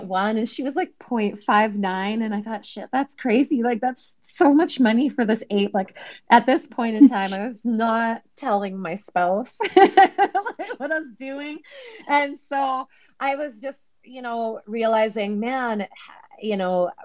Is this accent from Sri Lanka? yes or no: no; Canada; I'm Canadian